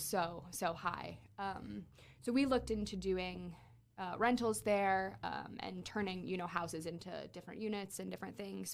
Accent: Fort Wayne, Indiana, United States; moved away as an adult; also born or lived in Miami; I'm from Fort Wayne

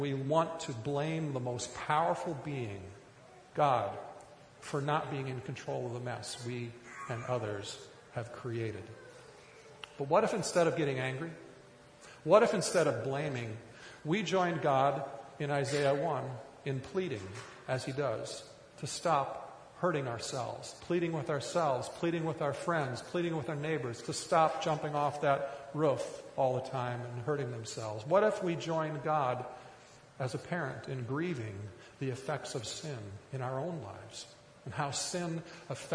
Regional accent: rural Minnesota, United States; I grew up in rural Minnesota.

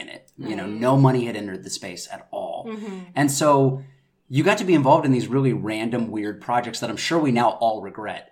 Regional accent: North Carolina, United States; moved away as an adult; also born or lived in New York City / London; now in Los Angeles, United States; I'm originally from North Carolina

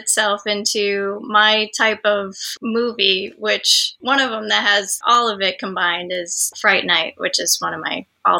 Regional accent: Michigan, United States; So growing up in Michigan

